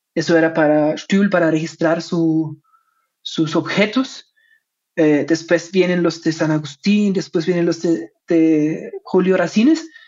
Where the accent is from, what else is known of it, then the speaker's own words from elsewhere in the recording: Germany; Spanish is a second language; soy alemán, mi español no es perfecto